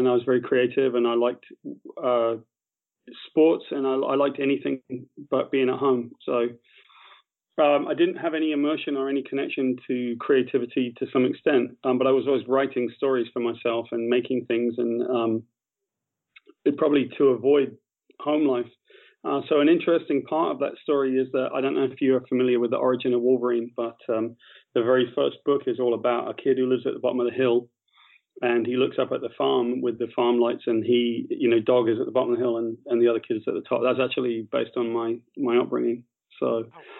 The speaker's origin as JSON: {"language": "English", "area": "West Country", "region": "South West England", "country": "United Kingdom", "tie": "born or raised there", "said": "I grew up in the West Country of Great Britain"}